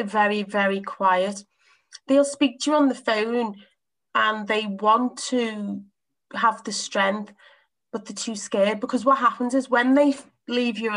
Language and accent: English; Liverpool, North West England, United Kingdom; I'm from Liverpool. We're quite tough people